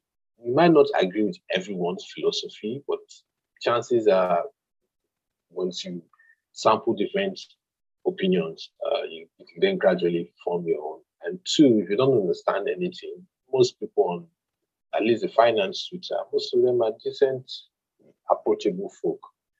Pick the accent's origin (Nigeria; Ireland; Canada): Nigeria; You need to brace up for that as a Nigerian.